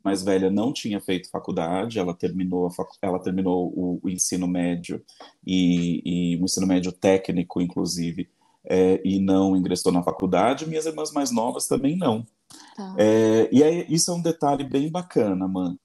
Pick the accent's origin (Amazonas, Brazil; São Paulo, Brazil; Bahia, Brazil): São Paulo, Brazil; Embu das Artes; now in São Paulo, Brazil; Eu fui criado em Embu das Artes, na periferia do Embu das Artes